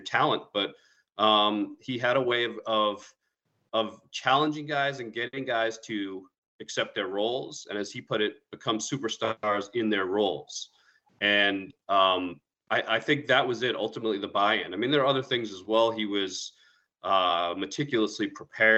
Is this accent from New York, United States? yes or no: yes; New York, United States; also born or lived in Queens, New York / Long Island, New York; I grew up in New York. I lived in Queens till I was 8 and then moved out to Long Island